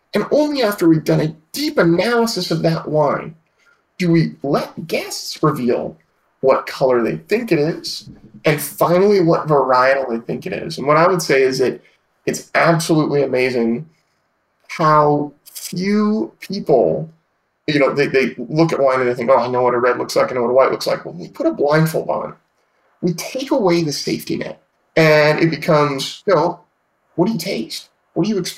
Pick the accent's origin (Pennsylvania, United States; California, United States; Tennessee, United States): California, United States; Petaluma; I grew up in Sonoma County, right at the southern tip of it, in a town called Petaluma